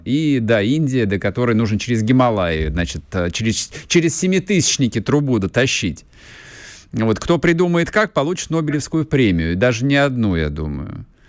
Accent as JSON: {"language": "Russian", "country": "Russia", "said": "У нас на родине все в этом смысле нормально."}